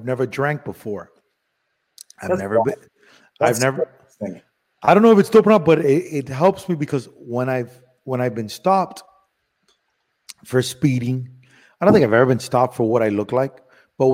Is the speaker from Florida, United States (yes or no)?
yes; Miami, Florida, United States; also born or lived in Cuba / Madrid, Spain / Los Angeles / Las Vegas; I grew up in Miami where everybody's Cuban